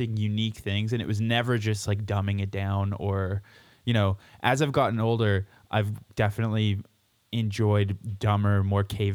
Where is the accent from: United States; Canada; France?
Canada; Abbotsford, British Columbia; moved away as an adult; also born or lived in Winnipeg, Manitoba / Scotland; now in Alberta, Canada; when I was in high school in Abbotsford outside of Vancouver, where I guess I say I grew up in Vancouver, but it was really... about an hour east of there in a really shitty place called Abbotsford